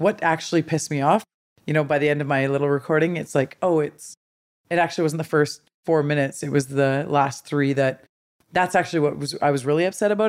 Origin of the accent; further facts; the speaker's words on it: Smithers, British Columbia, Canada; I grew up in Smithers. I have three older brothers.